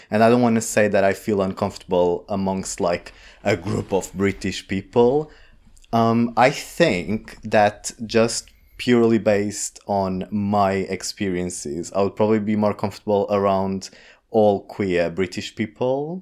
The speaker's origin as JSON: {"language": "English", "country": "Portugal", "second_language": "English", "moved": "yes", "lives_now": "London, United Kingdom", "said": "I am Portuguese from Portugal."}